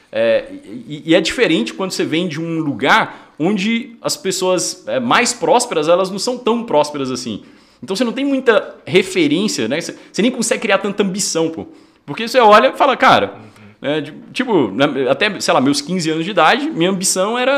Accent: Porteirinha, Minas Gerais, Brazil; eu sou do norte de Minas e eu vim de uma, de uma cidade bem pequenininha chamada Porteirinha. Fica quase ali na Bahia

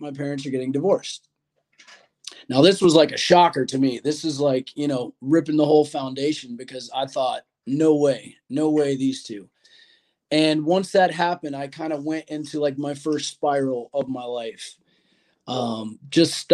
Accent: Florida, United States; born and raised here in Florida.

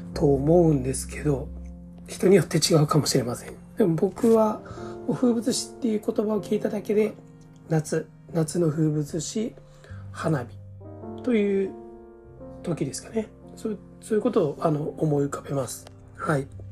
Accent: Osaka, Japan; moved away as an adult; also born or lived in Hokkaido; 7月の終わりに北海道から地元の大阪へ引っ越しをしました

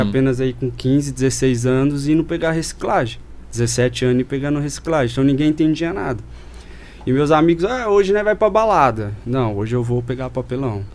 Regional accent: Campinas, São Paulo, Brazil; also born or lived in Borda da Mata, Minas Gerais / Monte Mor, São Paulo; nascido e criado em Campinas. Aham. Uhum. Morei um intervalo em Minas, Borda da Mata, e depois mudei para Montemor

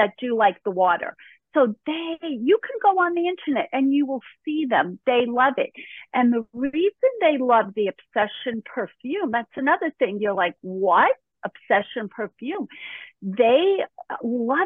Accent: New York City, New York, United States; moved away; also born or lived in Connecticut / Florida; I grew up in Brooklyn

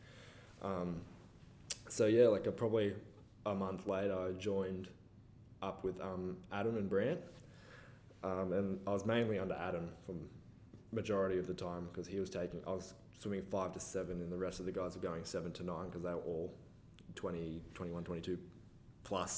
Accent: Falconbridge, New South Wales, Australia; I actually grew up in Falconbridge

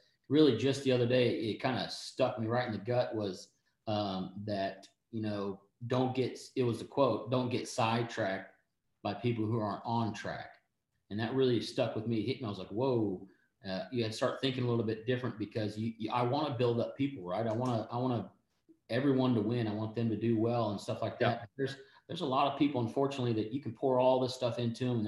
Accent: East Texas, United States; I'm from East Texas, so I'm all country

